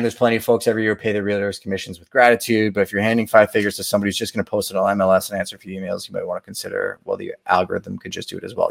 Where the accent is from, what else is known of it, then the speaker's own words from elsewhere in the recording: Montreal, Quebec, Canada; I'm from Montreal